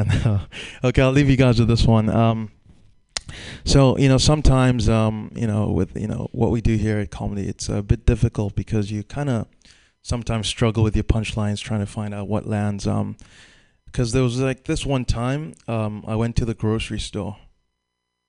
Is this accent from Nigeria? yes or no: yes; Nigeria; moved away as an adult; now in San Francisco, United States; I'm actually Nigerian, and I was in Nigeria in December